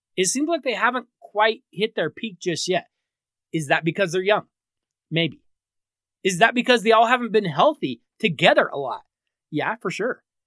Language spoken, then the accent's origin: English; Denver, Colorado, United States; my hometown Denver